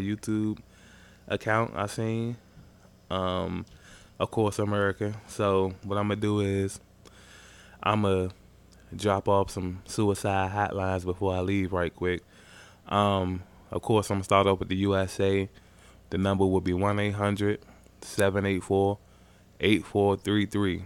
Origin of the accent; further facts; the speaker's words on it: Maryland, United States; I'm from Maryland